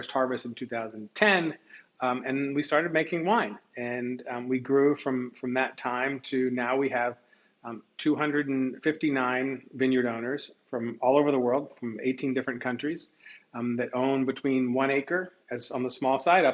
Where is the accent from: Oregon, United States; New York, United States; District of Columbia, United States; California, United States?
District of Columbia, United States; Washington; moved away as an adult; also born or lived in Los Angeles / Mendoza, Argentina / Spain; born and raised in Washington, D.C.